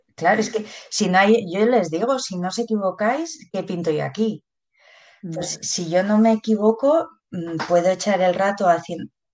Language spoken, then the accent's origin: Spanish; Pamplona, Navarre, Spain; soy de Pamplona